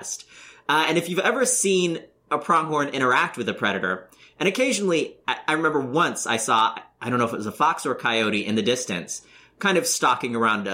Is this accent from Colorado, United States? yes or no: yes; Colorado, United States; I grew up in Colorado